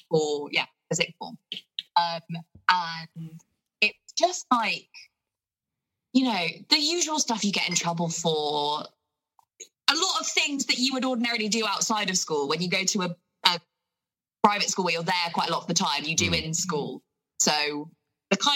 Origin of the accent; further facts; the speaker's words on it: Basingstoke, South East England, United Kingdom; I grew up here in Hampshire, so just outside of Basingstoke